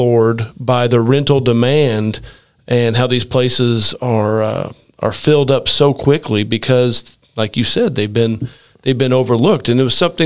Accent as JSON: {"language": "English", "town": "Rockport", "region": "Indiana", "country": "United States", "tie": "born or raised there", "said": "my hometown, Rockport, Indiana"}